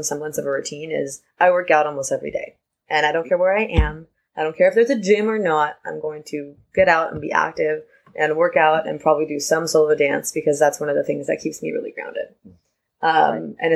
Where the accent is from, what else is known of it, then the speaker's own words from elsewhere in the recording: West Coast, United States; I'm from the West Coast